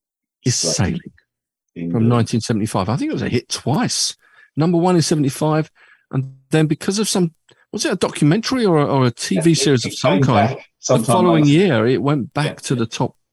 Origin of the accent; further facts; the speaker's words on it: Epping, East of England, United Kingdom; my hometown of Epping in Essex. Used to live there for many, many years.